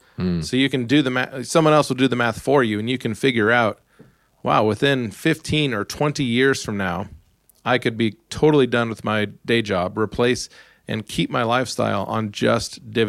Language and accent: English; Alaska, United States; you already said I'm from Alaska, you start at the top of the mountain with a small snowball